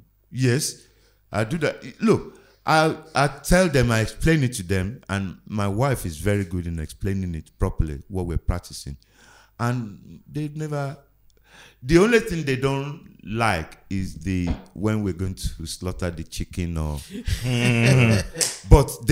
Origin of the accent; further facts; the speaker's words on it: Lagos, Nigeria; also born or lived in Agege / New York; now in England; growing up in Nigeria